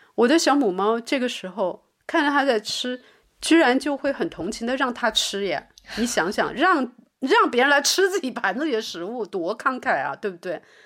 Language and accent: Chinese; Liuzhou, Guangxi, China; also born or lived in Beijing; now in Berlin, Germany; 因为我是，你知道广西柳州的女孩子，她是很，很 很凶的，我们的方言都是很凶的，讲出去都吓人的那种